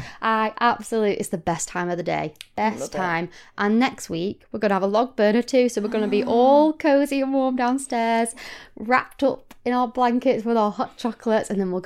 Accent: Blackpool, North West England, United Kingdom; And I am from Blackpool, exactly, yes, so I'm expecting big things.

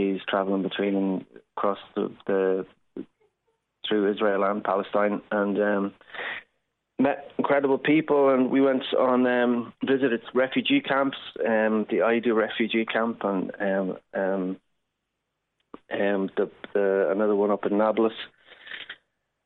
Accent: Ireland; as Irish people

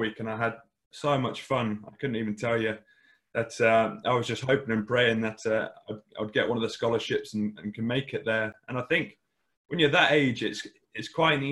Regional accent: Oxford, South East England, United Kingdom; I was born down in Oxford. Grew up there

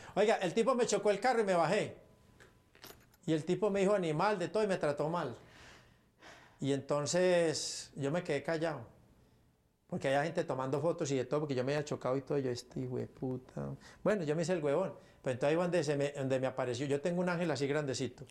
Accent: Paisa, Antioquia, Colombia; Los paisas somos así, orando y matando

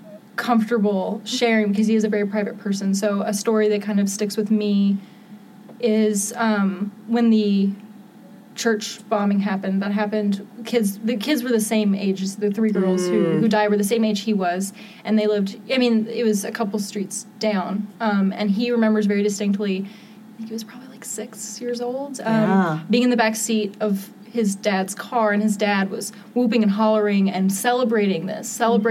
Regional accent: Pigeon Forge, Tennessee, United States; moved away as an adult; I'm from Pigeon Forge

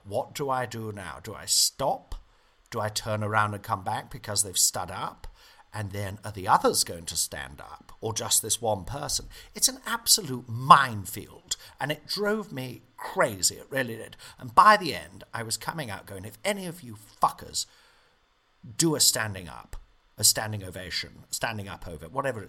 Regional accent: Nottingham, East Midlands, United Kingdom; I said, I'm back in my hometown. Big cheer. Loved all the stuff about Nottingham in the show, you know.

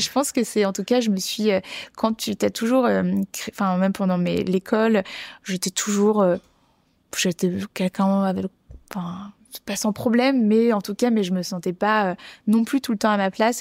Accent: Bordeaux, Nouvelle-Aquitaine, France; j'ai grandi à Bordeaux

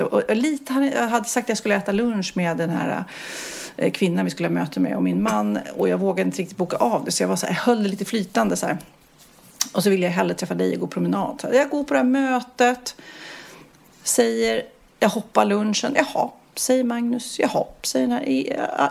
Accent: Sweden; vi som har så lång semester i Sverige

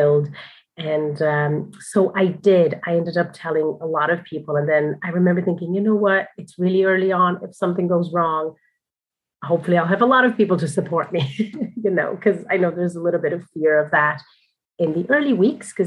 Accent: Brazil; also born or lived in New York City, United States; now in Dublin, Ireland; I'm originally from Brazil and then I was living in New York

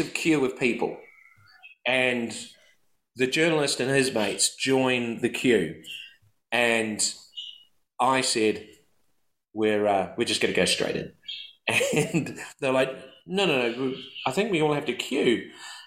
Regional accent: New Zealand; I'm from New Zealand

